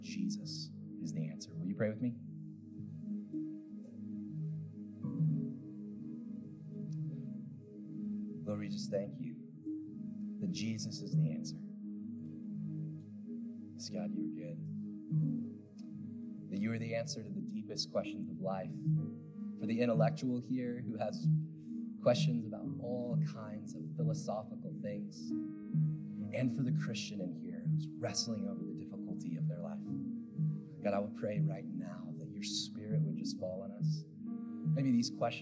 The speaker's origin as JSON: {"language": "English", "region": "Pacific Northwest", "country": "United States", "tie": "born or raised there", "said": "I grew up in the Pacific Northwest"}